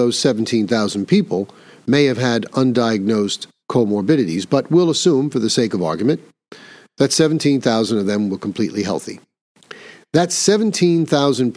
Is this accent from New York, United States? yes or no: yes; New York, United States; here in my home state of New York